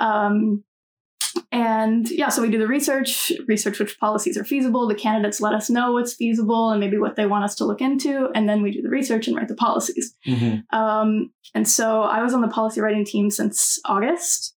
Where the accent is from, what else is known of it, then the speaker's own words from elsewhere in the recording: North Carolina, United States; moved away; I'm originally from North Carolina in the United States